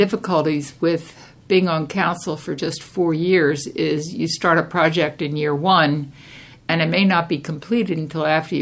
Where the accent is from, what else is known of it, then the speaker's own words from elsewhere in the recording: Delaware County, Pennsylvania, United States; moved away as an adult; also born or lived in California; now in Half Moon Bay, United States; I was born and raised in Delaware County in Pennsylvania, just outside of Philadelphia